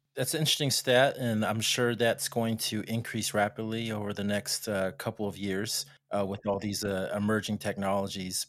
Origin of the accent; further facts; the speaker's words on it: El Paso, Texas, United States; I'm from Opasso, Texas